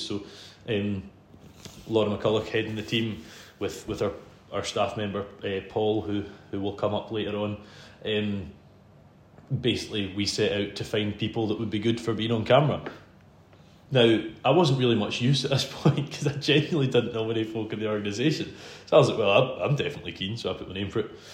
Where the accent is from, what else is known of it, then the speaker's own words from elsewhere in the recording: Isle of Arran, Scotland, United Kingdom; I'm from Isle of Arran, um, not the one that's famous for wool, the one that's famous for whiskey